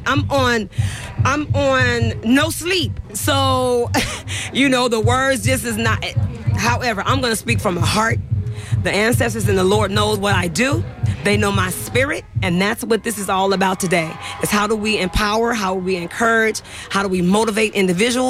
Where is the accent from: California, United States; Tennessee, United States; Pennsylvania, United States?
California, United States; San Francisco; I grew up in the Bayview District in San Francisco.